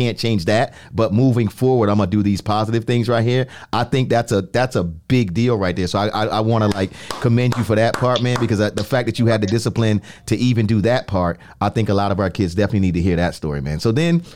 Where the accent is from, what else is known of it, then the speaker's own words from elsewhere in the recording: New York City, New York, United States; I am a New Yorker first. I am from the Bronx